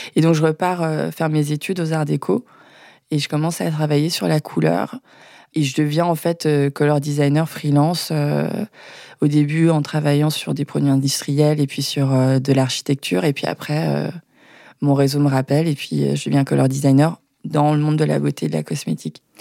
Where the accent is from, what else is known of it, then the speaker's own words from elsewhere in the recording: Maisons-Alfort, Île-de-France, France; J'ai grandi à Maison Alfort